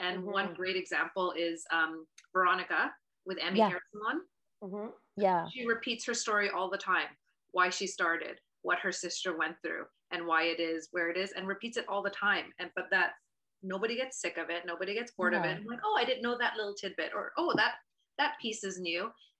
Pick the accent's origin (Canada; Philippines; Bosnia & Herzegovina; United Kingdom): Philippines; like all the designs you have picked, I get it, because I'm Filipino.